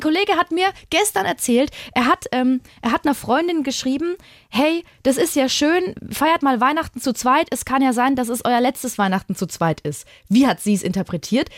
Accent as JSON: {"language": "German", "town": "Würzburg", "region": "Bavaria", "country": "Germany", "tie": "born or raised there", "said": "ich habe in Würzburg gewohnt am Anfang der Beziehung, also ist meine Heimatstadt"}